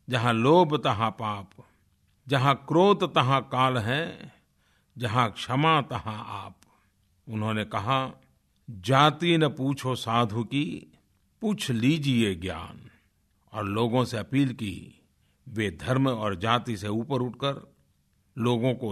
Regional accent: Tadwa, Uttar Pradesh, India; मगहर के बगल में एक छोटे से गांव टड़वा जो गोरखपुर में है वहाँ का रहने वाला हूँ

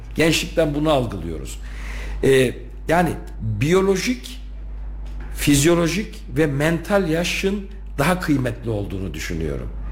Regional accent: Turkey; bu ülkenin vatandaşı, Türkiye Cumhuriyeti'nin vatandaşı olarak doğmuşum

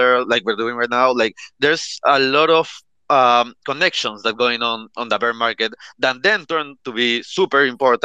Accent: Peru; I'm from Peru. I was born in Peru. Here we speak Spanish

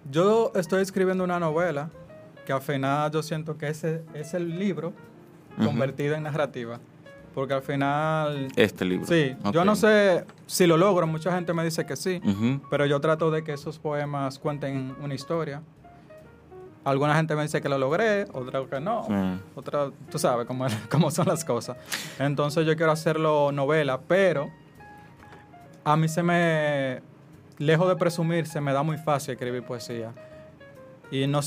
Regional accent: Puerto Plata, Dominican Republic; Ah, como yo soy de Puerto Plata, fue también un ejercicio, como contar esos textos

